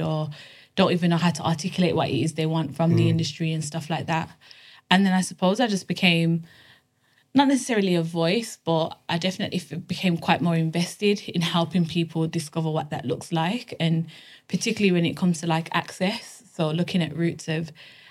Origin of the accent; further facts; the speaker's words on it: Birmingham, West Midlands, United Kingdom; now in London, United Kingdom; I'm from Birmingham. And originally from Birmingham, but now live in London.